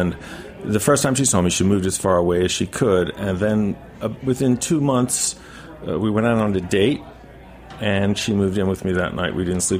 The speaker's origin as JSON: {"language": "English", "area": "Long Island", "region": "New York", "country": "United States", "said": "I'm from Long Island."}